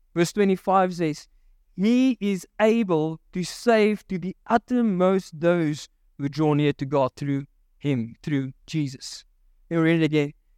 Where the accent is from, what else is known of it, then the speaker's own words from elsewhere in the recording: Virginia, Free State, South Africa; there was a mud disaster in Virginia in Mary Spruit, uh, which is my hometown